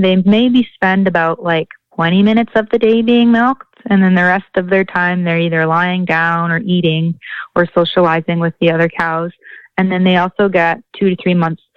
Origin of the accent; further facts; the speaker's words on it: Leduc County, Alberta, Canada; I'm from Leduc County, Alberta.